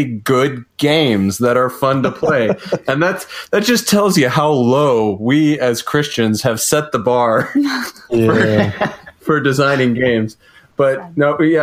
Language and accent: English; Connecticut, United States; moved away; also born or lived in Colorado; I grew up in Connecticut, and then we met in Colorado, and we've lived in a lot of different places at this point.